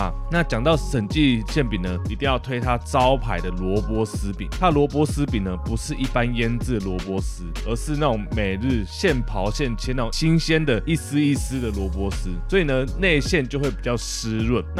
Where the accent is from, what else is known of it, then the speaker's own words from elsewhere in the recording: Taiwan; 刚好我们台湾人现在就是吃这一套嘛